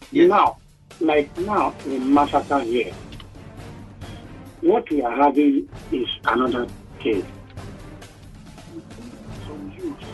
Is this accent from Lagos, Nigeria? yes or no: no; Maiduguri, Borno, Nigeria; I'm from Maiduguri. I have a stock friend in Nigeria.